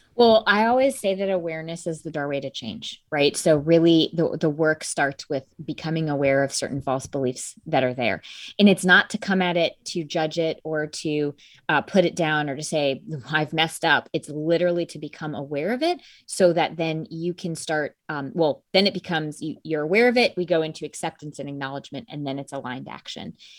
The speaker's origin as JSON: {"language": "English", "region": "Connecticut", "country": "United States", "tie": "born or raised there", "said": "I grew up in a small town in Connecticut"}